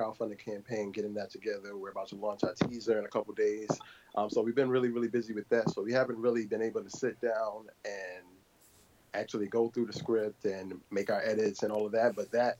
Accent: New Jersey, United States; I'm from Jersey.

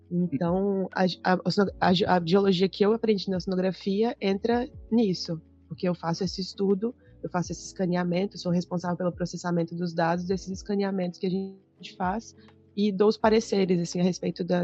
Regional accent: Belo Horizonte, Minas Gerais, Brazil; also born or lived in Cuiabá; por isso que eu nasci em Cuiabá, morei em outras outras cidades do, do Centro-Oeste, fui parar em Belo Horizonte

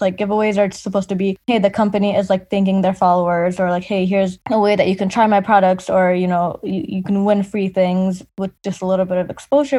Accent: Hamtramck, Michigan, United States; growing up in Hamtramck

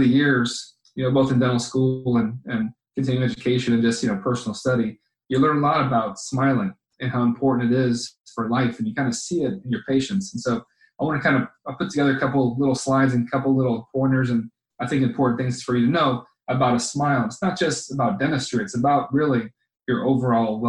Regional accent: Cape Coral, Florida, United States; I grew up in Cape Coral

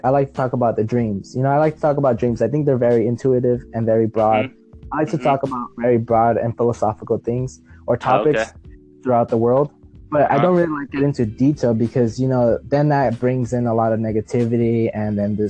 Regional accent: Los Angeles, California, United States; I'm from Cali, man. I'm from

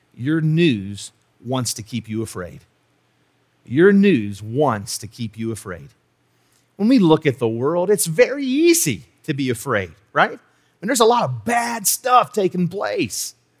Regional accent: West Virginia, United States; I'm a tenth generation West Virginian.

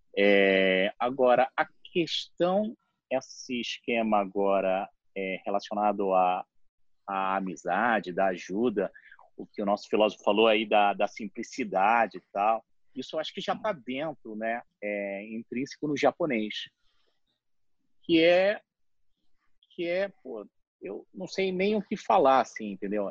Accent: Rio de Janeiro, Brazil; also born or lived in Japan; eu sou nascido em 1968 e minha infância e adolescência foi no Rio de Janeiro

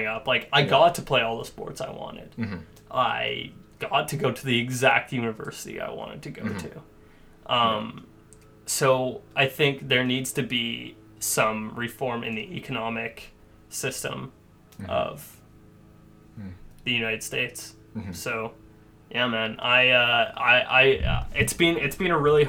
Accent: Canada; as Canadians

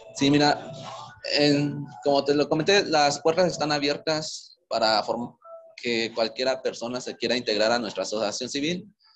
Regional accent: Veracruz, Mexico; moved away as an adult; also born or lived in Querétaro; now in Morelia, Mexico; soy originario de Veracruz, Llevo casi siete años viviendo en Morelia

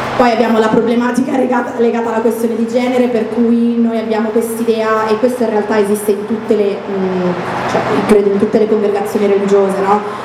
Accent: Italy; noi siamo nati in Italia

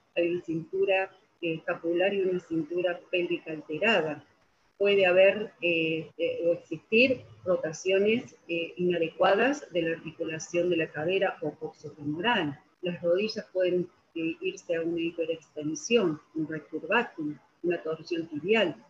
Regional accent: Argentina; soy de la Argentina

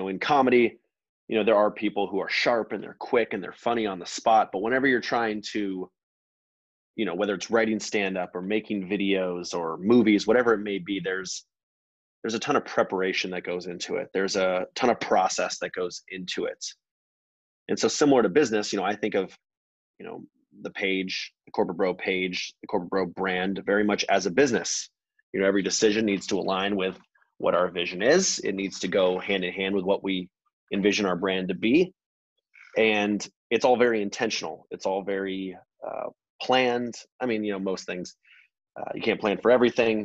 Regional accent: Atlanta, Georgia, United States; moved away; also born or lived in Bay Area, California / Los Angeles, California; I am from Atlanta, Georgia, originally. Moved out to the Bay Area in 2001.

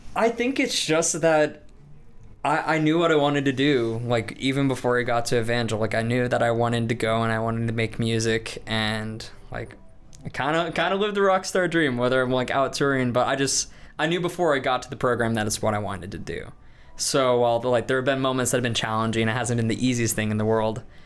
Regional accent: Des Moines, Iowa, United States; moved away; I'm from Des Moines, Iowa

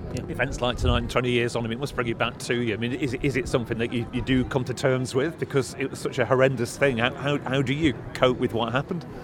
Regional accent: Morecambe, North West England, United Kingdom; I'm from Morecambe, you know, people I grew up and went to school

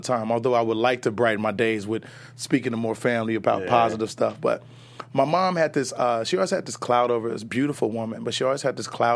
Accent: Chicago, Illinois, United States; now in Los Angeles, United States; I was born in Chicago

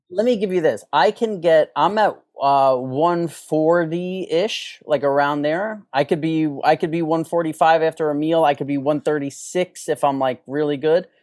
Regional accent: New York City, New York, United States; moved away; all of my friends I grew up, New York City

